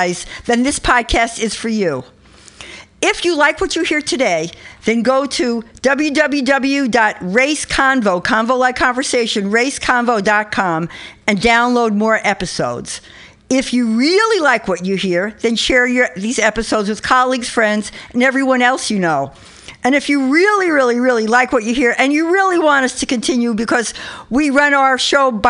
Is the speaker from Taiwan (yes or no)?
no; New York City, New York, United States; now in Berkeley, United States; I'm from the Bronx, but I live in Berkeley, but I'm still from the Bronx